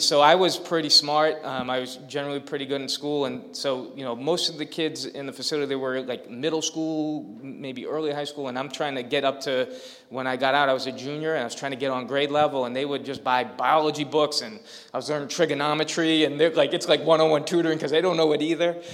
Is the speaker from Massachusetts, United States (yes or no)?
yes; Lowell, Massachusetts, United States; I grew up in Lowell.